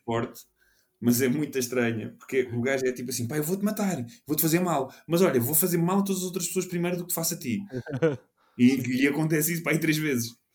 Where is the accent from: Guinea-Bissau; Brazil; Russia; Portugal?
Portugal; sendo português